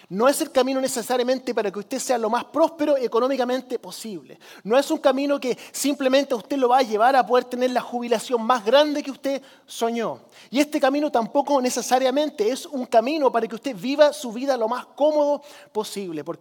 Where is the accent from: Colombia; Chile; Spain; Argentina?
Chile; Spanish is a second language; Yo, eh, crecí como misionero en Chile, algunos de ustedes lo saben, yo tengo la cara de güero, ¿cierto? realmente soy más chileno que gringo, esa es la verdad. Crecí en Chile